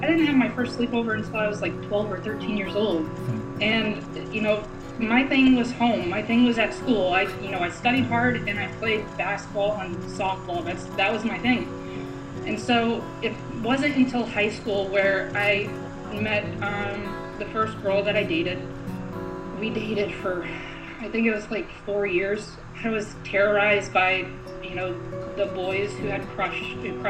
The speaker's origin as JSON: {"language": "English", "region": "Central Illinois", "country": "United States", "tie": "born or raised there", "moved": "as an adult", "lives_now": "New York City, United States", "said": "I'm originally from the Midwest, Central Illinois to be exact, of a tiny farming community, about 1,300 people"}